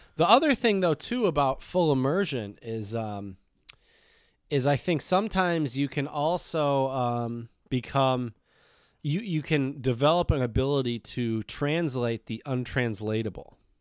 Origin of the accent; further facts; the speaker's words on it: United States; I am American